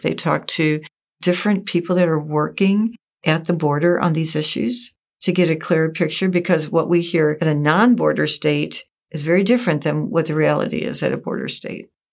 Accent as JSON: {"language": "English", "town": "St. Louis", "region": "Missouri", "country": "United States", "said": "I'm from St. Louis, so I entered into the St. Louis province"}